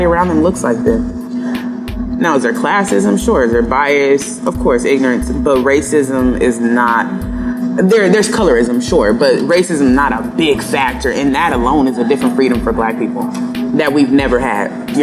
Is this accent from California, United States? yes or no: yes; San Diego, California, United States; growing up in San Diego, there's a lot of East Africans here